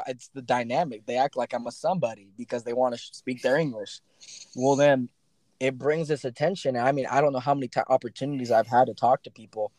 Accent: United States; also born or lived in Ensenada, Mexico; I'm from the States

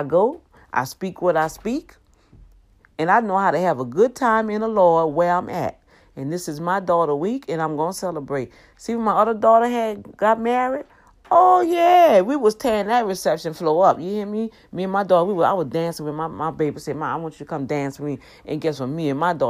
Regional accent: New Orleans, Louisiana, United States; moved away; I grew up here in Louisiana on the West Bank, the best bank

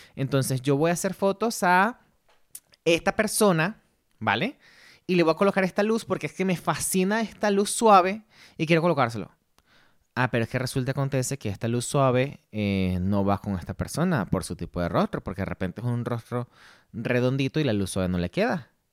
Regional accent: Ciudad Bolívar, Bolívar, Venezuela; moved away as an adult; also born or lived in Ireland; now in Madrid, Spain; soy nacido en Ciudad Bolívar, Venezuela, pero llevo ya 10 años fuera

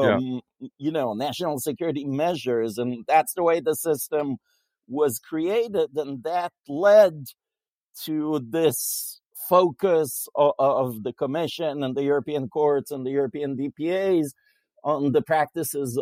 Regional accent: Israel; moved away; I come from Israel

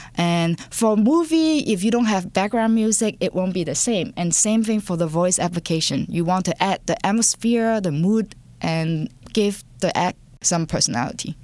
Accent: Hong Kong; English is a second language; moved away; I was born and raised in Hong Kong, and English is my second language

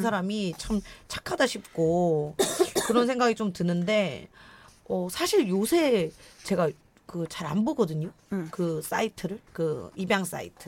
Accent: Gumi, North Gyeongsang, South Korea; accent: saturi (regional dialect); first language Korean; moved away

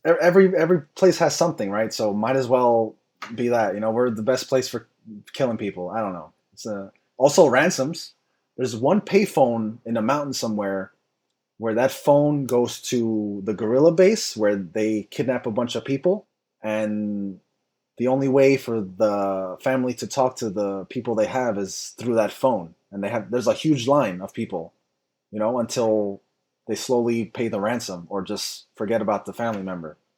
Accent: United States; I'm American

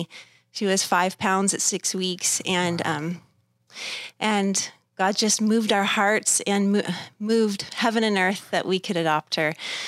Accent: Thousand Oaks, California, United States; I was born in Thousand Oaks, Los Robles Hospital, born and raised, went to Newbury Park High School.

